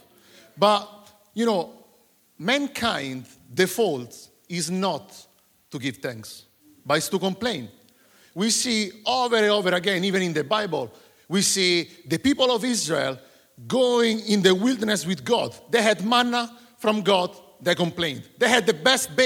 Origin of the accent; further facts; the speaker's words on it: Italy; moved away as an adult; now in Surrey, United Kingdom; I'm from Italy.